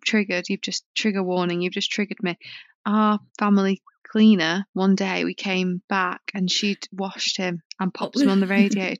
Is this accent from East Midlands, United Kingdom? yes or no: no; Bolton, North West England, United Kingdom; I'm from Bolton.